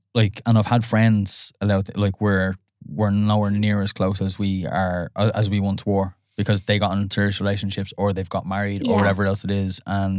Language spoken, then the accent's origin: English; Ireland; and then because we're Irish, then we put an accent on it.